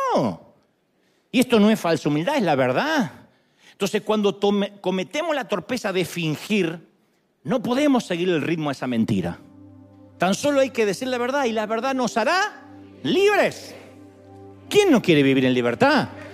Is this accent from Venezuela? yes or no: no; Argentina; soy argentino, no puedo ser humilde